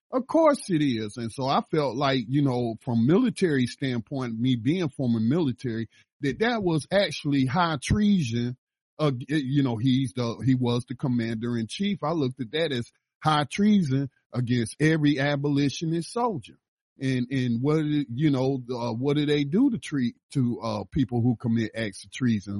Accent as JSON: {"language": "English", "region": "the South", "country": "United States", "tie": "born or raised there", "moved": "yes", "said": "I lived in the South. I was born in the South"}